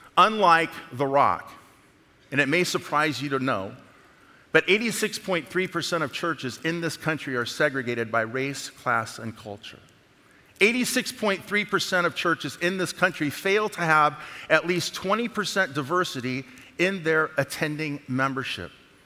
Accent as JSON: {"language": "English", "region": "the South", "country": "United States", "said": "I'm from the South now."}